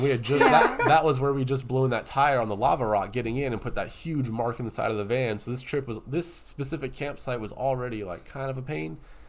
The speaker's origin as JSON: {"language": "English", "region": "Georgia", "country": "United States", "said": "but we're from Georgia."}